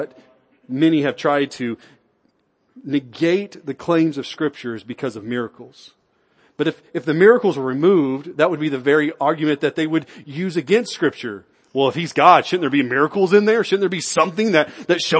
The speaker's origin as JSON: {"language": "English", "country": "United States", "tie": "born or raised there", "said": "I was born in America."}